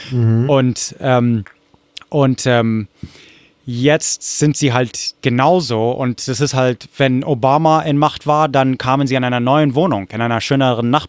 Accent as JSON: {"language": "German", "town": "Corvallis", "region": "Oregon", "country": "United States", "second_language": "German", "said": "Wo, wo ich herkomme, in Corvallis, Oregon, war die katholische Kirche St. Mary's zum Beispiel eines der Punkte."}